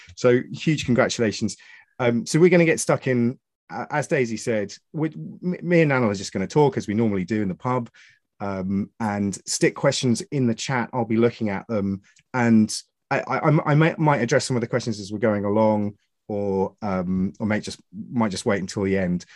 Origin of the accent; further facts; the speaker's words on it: Suffolk, East of England, United Kingdom; I'm from Suffolk